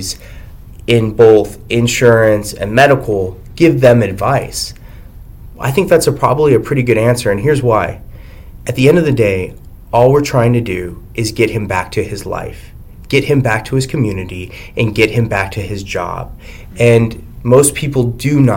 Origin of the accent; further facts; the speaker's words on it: Texas, United States; moved away as an adult; also born or lived in El Paso, Texas / Arizona; now in Washington, United States; I'm from Texas, and we're big into the Second Amendment